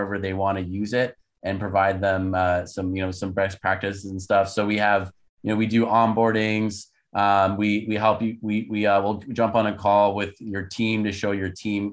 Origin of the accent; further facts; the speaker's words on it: Canada; moved away as an adult; also born or lived in United States; I'm actually Canadian, was born and raised in Canada. My parents are Turkish